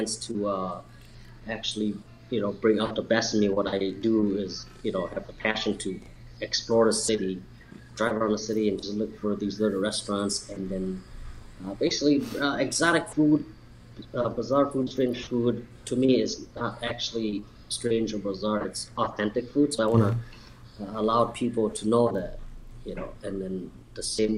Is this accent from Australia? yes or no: no; Laos; now in Chicago, United States; I'm from Laos